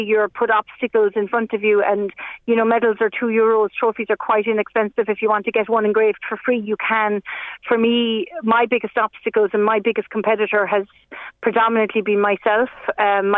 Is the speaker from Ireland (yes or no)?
yes; Dingle, Munster, Ireland; I grew up here in Dingle